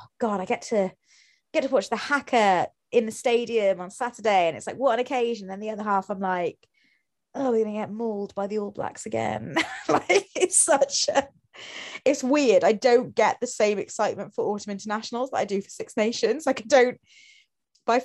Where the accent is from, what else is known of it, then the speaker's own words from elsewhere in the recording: Wales, United Kingdom; being Welsh